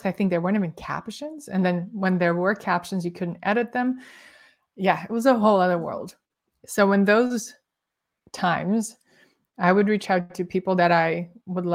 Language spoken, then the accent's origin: English; Moscow, Russia; moved away as an adult; also born or lived in Canberra, Australia; now in New York City, United States; I was born in Moscow, Russia